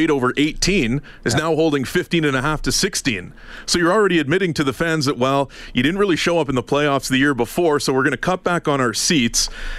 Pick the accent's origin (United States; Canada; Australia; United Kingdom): Canada; Ottawa, Ontario; I grew up in East Ottawa.